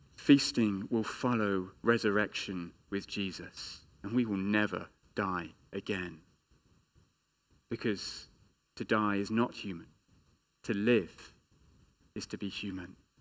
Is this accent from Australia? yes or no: no; England, United Kingdom; as an Englishman